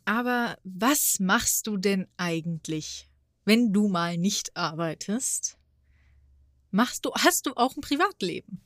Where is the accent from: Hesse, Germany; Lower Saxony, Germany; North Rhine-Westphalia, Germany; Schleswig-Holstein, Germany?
Hesse, Germany; Frankfurt; ich als Frankfurterin